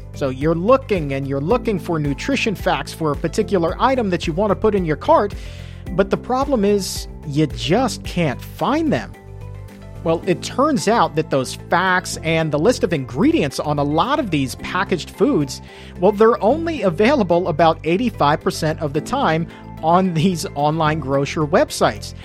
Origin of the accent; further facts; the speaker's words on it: the South, United States; I'm from the South as well